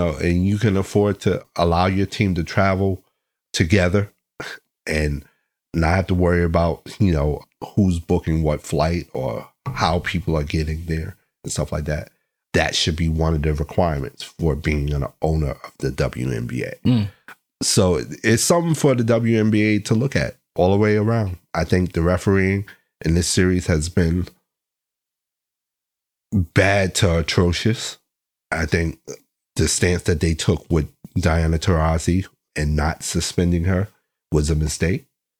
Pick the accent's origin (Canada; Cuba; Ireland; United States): United States; Chicago, Illinois; now in Los Angeles, United States; as opposed to being at home in my hometown of Chicago.